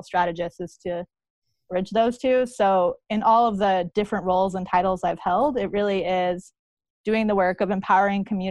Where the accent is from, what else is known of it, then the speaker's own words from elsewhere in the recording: New Mexico, United States; now in Portland, United States; I am from New Mexico, and that, you know, for folks who know me, know that that's a really big part of my identity.